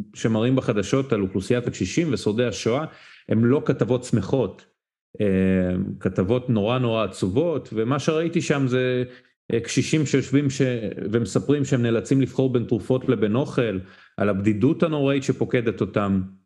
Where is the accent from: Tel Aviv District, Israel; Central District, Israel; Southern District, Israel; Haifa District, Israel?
Southern District, Israel; Ashkelon; אני בן 23, אשקלוני במקור.